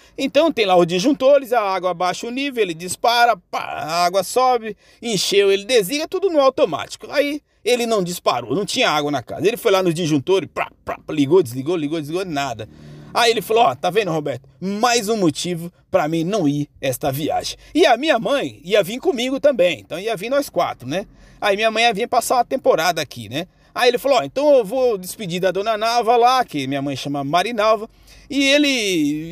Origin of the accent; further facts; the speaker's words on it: Bahia, Brazil; now in São Paulo, Brazil; eu, que sou lá da Bahia, minha porreta, né? Em 2006, é, retornando lá à minha cidade, depois de ter vindo para São Paulo, ficar aqui por 15 anos sem retornar lá